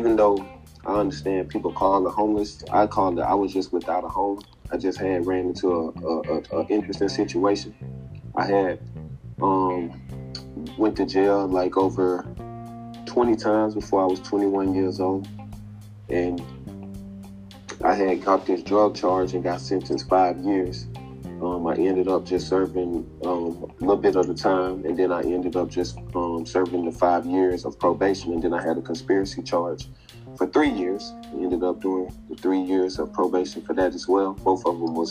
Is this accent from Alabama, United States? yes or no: yes; Alexander City, Alabama, United States; now in Los Angeles, United States; I'm from Alexander City, Alabama. My street is Booker Street. That's where me and my family was raised.